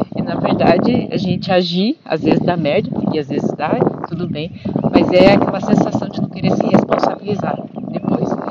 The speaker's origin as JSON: {"language": "Portuguese", "town": "Curitiba", "region": "Paraná", "country": "Brazil", "said": "eu sou de Curitiba"}